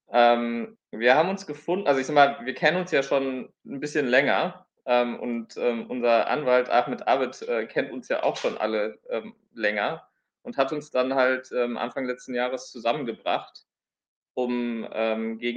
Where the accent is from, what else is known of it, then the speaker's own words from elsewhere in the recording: Palestine; German is a second language; ich als, als Palästinenser äh, oder palästinensischer Flüchtling.